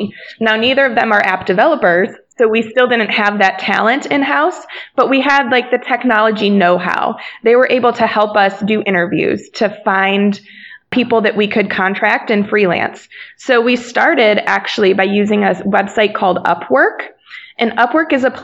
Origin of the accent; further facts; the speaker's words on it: Akron, Ohio, United States; we're from Akron, Ohio